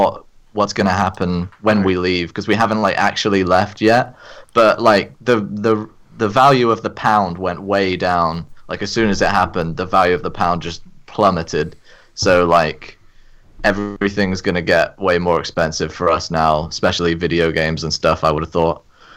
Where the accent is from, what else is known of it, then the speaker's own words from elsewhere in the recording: United Kingdom; I'm from the United Kingdom, also known as Brexit.